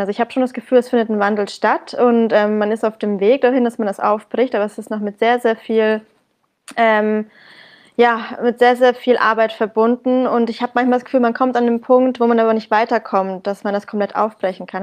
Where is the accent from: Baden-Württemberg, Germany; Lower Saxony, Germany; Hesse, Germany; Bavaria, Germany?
Bavaria, Germany; Bamberg; moved away as an adult; now in Berlin, Germany; in meiner Heimatstadt Bamberg